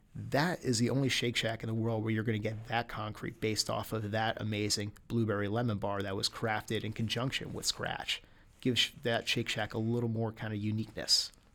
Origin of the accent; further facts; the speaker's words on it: United States; as an American